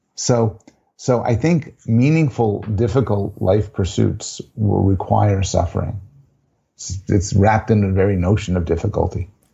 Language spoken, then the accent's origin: English; Canada; I'm a Canadian, I'm Jewish, I'm a professor